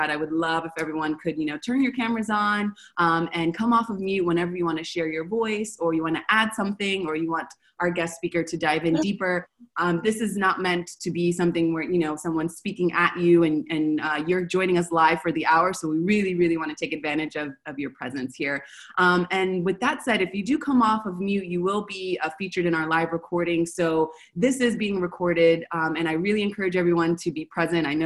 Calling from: Buenos Aires, Argentina; I'm calling from Buenos Aires.

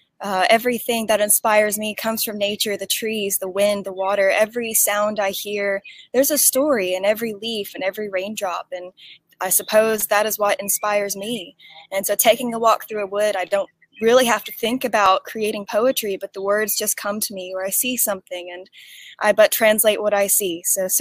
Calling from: East Tennessee, United States; I'm calling in from East Tennessee, United States.

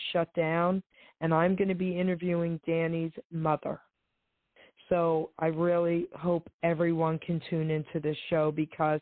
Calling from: New Jersey, United States; I'm calling from New Jersey.

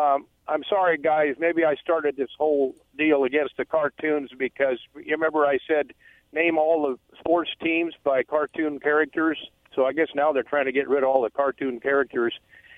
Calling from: Umatilla, Oregon, United States

